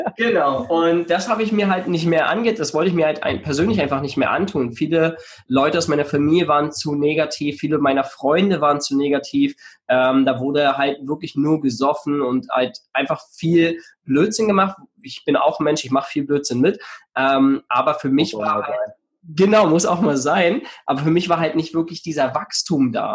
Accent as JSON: {"language": "German", "area": "near Cottbus, eastern Germany", "region": "Brandenburg", "country": "Germany", "also_born_or_lived": "Switzerland (Basel, Aarau, Zürich)", "moved": "as an adult", "lives_now": "Switzerland", "said": "ich komme ursprünglich aus dem Osten von Deutschland, ähm, bin in der Nähe von Cottbus geboren"}